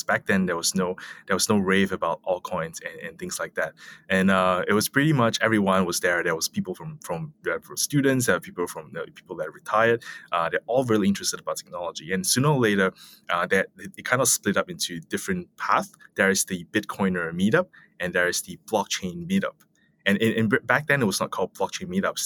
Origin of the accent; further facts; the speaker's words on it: Malaysia; I come from Malaysia